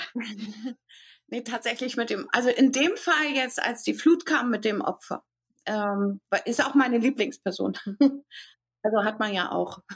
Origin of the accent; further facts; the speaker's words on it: Hamburg, Germany; ich komme aus Hamburg